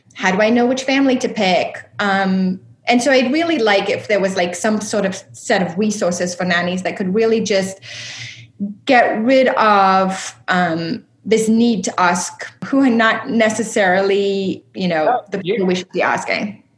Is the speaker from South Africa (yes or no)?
yes; South Africa; moved away as an adult; also born or lived in upstate New York; I was actually born and raised in South Africa